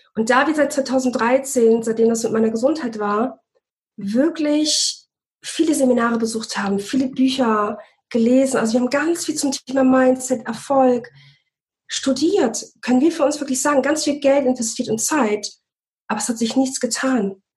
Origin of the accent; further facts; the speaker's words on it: Bremen, Germany; moved away; wir kommen ursprünglich aus Bremen